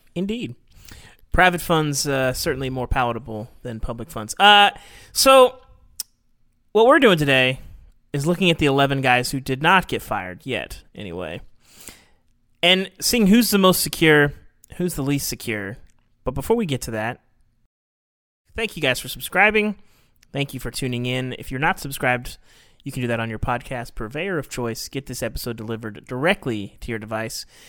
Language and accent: English; Arkansas, United States; I grew up in Arkansas